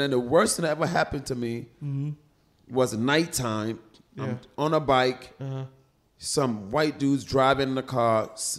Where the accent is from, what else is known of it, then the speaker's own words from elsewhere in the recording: Philadelphia, Pennsylvania, United States; Growing up in Philly, motherfucker punched the shit out of me, he hit me hard, and I turned around.